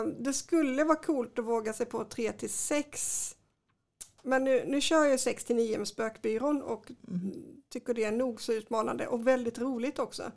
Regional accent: Kristianstad, Skåne, Sweden; jag är uppvuxen i Kristianstad

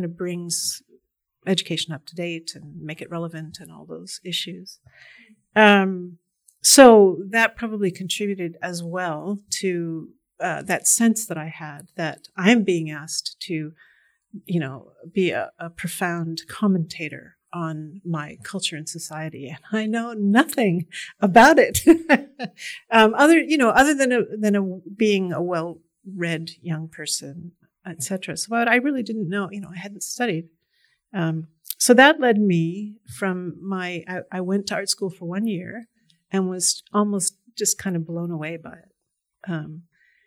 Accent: Massachusetts, United States; I came from Massachusetts, which was on the forefront of various kinds of alternative education

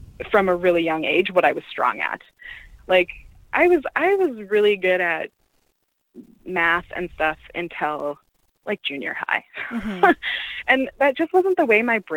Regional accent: Canada; I'm a first-generation Canadian, so my parents aren't from here

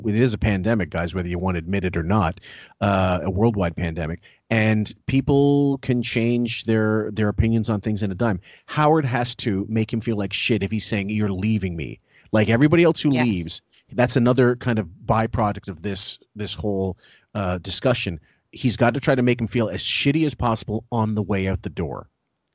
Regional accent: Canada; I'm Canadian.

